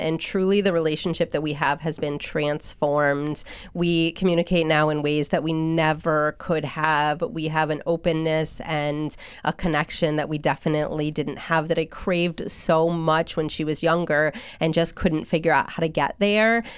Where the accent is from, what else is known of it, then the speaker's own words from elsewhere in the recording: Hatfield, Massachusetts, United States; also born or lived in Oregon; now in Belchertown, United States; we settled in Hatfield, which is where I spent my childhood, and I graduated from Smith Academy.